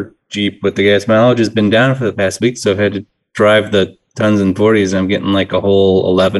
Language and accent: English; Dallas, Texas, United States; From the DFW area. I'm just used to Dallas.